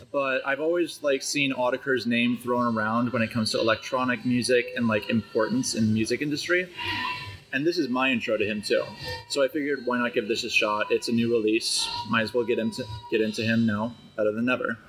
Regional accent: Chicago, Illinois, United States; I'm from Chicago.

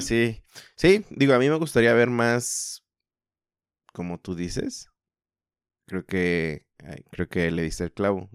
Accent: Mexico; somos todos mexicanos

